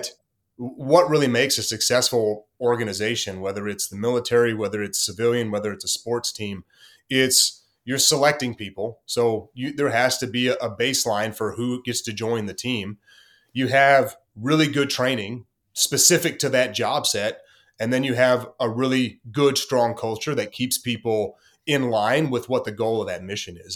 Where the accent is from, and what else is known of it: Corsicana, Texas, United States; born or raised there; moved away